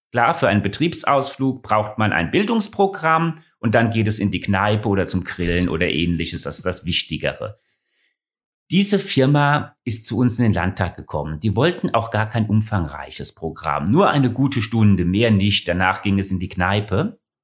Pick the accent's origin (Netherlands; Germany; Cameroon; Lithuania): Germany; Ingelheim, Rhineland-Palatinate; moved away as an adult; now in Hesse, Germany; Ursprünglich stamme ich aber aus Ingelheim, hier ganz in der Nähe von Mainz.